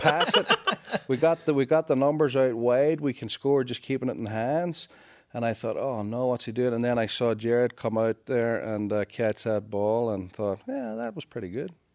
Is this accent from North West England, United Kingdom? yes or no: no; Northern Ireland, United Kingdom; now in United States; I am from Northern Ireland.